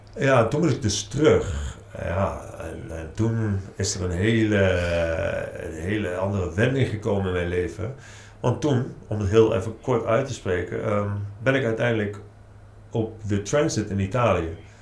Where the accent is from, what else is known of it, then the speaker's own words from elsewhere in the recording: Nijmegen, Gelderland, Netherlands; Ik kom zelf uit Nijmegen